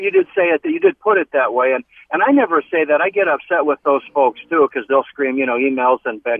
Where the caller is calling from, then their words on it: Phelan, California, United States; Phelan. It's called Phelan.